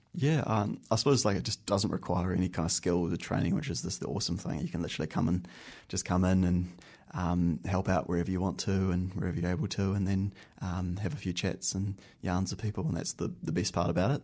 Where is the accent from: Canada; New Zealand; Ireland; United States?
New Zealand; Christchurch, Canterbury; moved away as an adult; now in Wellington, New Zealand; I'm from Christchurch. I grew up in Christchurch and went to university and school down in Christchurch